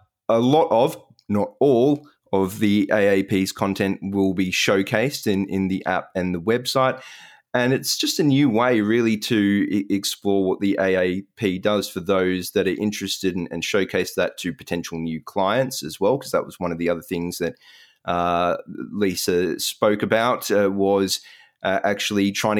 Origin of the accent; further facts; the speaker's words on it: Australia; it seemed to bring a bit of emotion, some, you know, very warm feelings about being Australian.